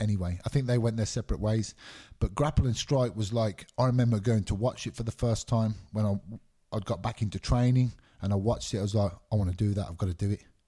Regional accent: Birmingham, West Midlands, United Kingdom; also born or lived in Glasgow, Scotland; I lived there till I was nine years old. Both my parents are Scottish. My mum remarried, moved to England when I was nine years old, nine or ten years old, and I grew up in England.

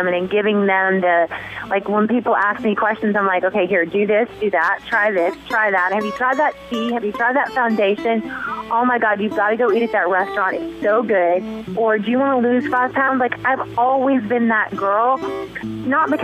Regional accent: the South, United States; moved away; also born or lived in Paris; I'm from the South

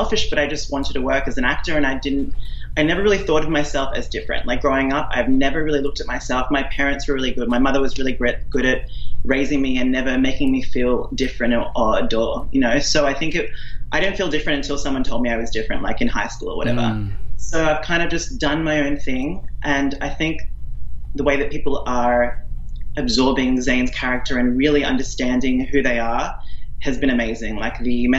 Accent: Australia; accent: Australian; moved away as an adult; also born or lived in Sydney, Australia; now in Vancouver, Canada; originally from a small town in Australia. I moved to Sydney when I was 18

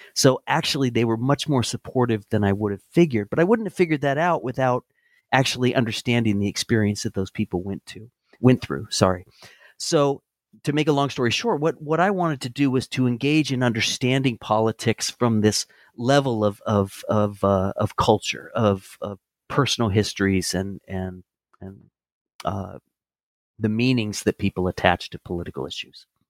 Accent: Santa Barbara, California, United States; moved away as an adult; also born or lived in Chapel Hill, North Carolina; now in Aiken, United States; I grew up in Southern California in Santa Barbara

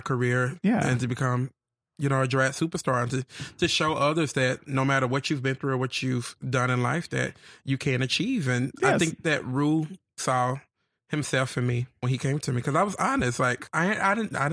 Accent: the South, United States; accent: southern; my southern accent

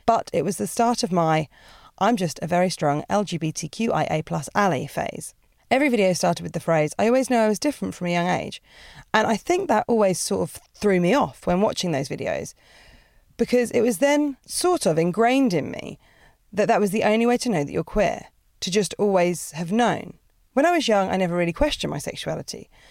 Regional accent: Portsmouth, South East England, United Kingdom; moved away as an adult; now in London, United Kingdom; I'm British. I'm from, um, a place called Portsmouth

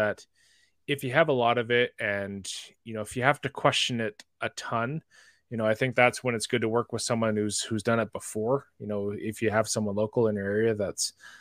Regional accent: Canada; accent: Canadian; that Canadian accent

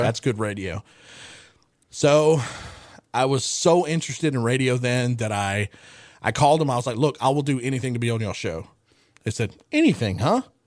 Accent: West Monroe, Louisiana, United States; also born or lived in Caldwell Parish, Louisiana; after I moved from Caldwell Parish to, to, uh, Westmonroe

